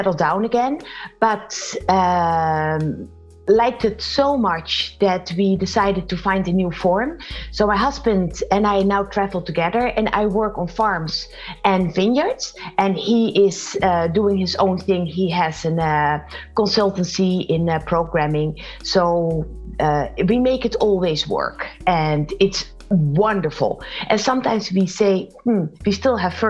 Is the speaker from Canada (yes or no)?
no; Netherlands; moved away as an adult; also born or lived in Boston, United States / Silicon Valley, United States; I am originally from the Netherlands, and in 1998 we moved to the United States, lived for 15 years in Boston